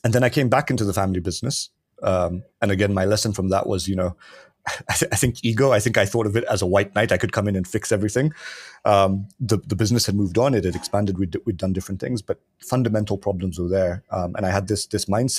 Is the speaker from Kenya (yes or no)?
yes; Kenya; I'm born and raised in Kenya